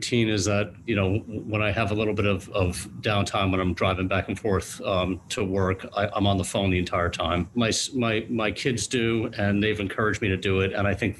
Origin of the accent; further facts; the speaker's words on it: New York City, New York, United States; moved away; I grew up in Queens, New York, and surrounded by a bunch of old-fashioned pizzerias